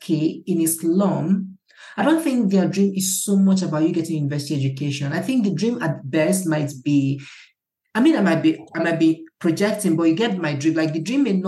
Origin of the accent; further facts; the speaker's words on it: Awka, Anambra, Nigeria; I grew up in Akka